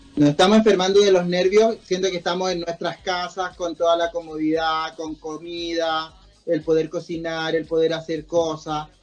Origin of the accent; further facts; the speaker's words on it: Chile; somos chilenos